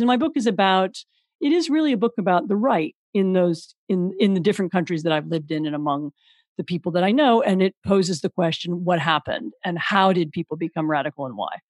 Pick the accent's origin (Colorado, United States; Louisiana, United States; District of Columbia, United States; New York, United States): District of Columbia, United States; Washington; moved away as an adult; also born or lived in Poland; I'm, I'm American. I grew up in Washington D.C.